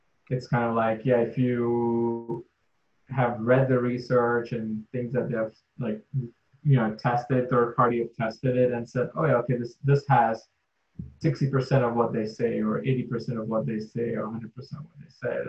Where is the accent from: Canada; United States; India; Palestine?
India; moved away; I'm from India, I have darker skin.